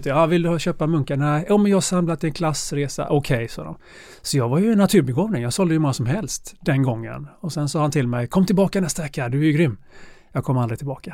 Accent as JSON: {"language": "Swedish", "town": "Gothenburg", "region": "Västra Götaland", "country": "Sweden", "tie": "born or raised there", "moved": "as an adult", "said": "jag är eh, ursprungligen från Göteborg, eh, andra generationens invandrare"}